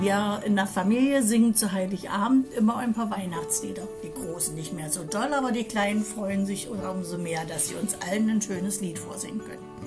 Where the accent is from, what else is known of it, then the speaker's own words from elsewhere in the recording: Lebanon; German is a second language; now in Germany; Ich bin aus dem Libanon